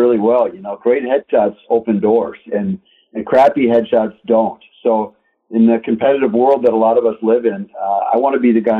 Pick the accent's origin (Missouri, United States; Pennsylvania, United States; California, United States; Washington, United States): California, United States; Southern; now in Minnesota, United States; car people from when we grew up out in Southern California